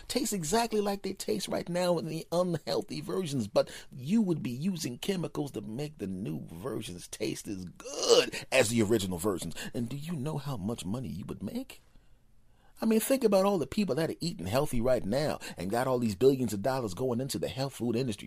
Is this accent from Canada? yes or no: no; United States; now in Los Angeles, United States; I'm an American